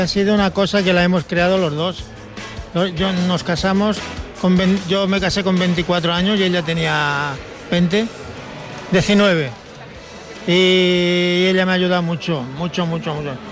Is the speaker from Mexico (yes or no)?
no; Mallorca, Balearic Islands, Spain; also born or lived in Cáceres, Extremadura; Yo soy de Extremadura, de un pueblo de Cáceres, pero vine a Mallorca con nueve años